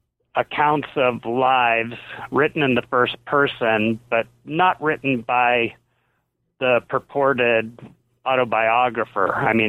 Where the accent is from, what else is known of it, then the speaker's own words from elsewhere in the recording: Ohio, United States; even though I grew up in Ohio where there wasn't a lot of squash